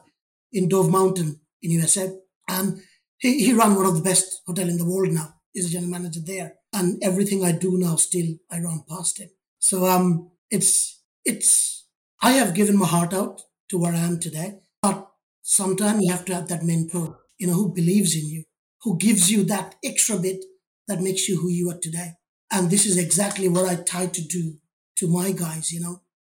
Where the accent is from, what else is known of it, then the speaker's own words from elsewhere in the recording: India; moved away as an adult; now in United Kingdom; I was born in India, grew up in a family